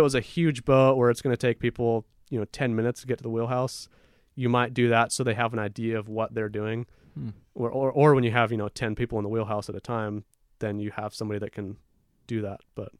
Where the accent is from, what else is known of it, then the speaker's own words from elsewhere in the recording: Seattle, Washington, United States; So we grew up in Seattle, and we go to Southeast Alaska.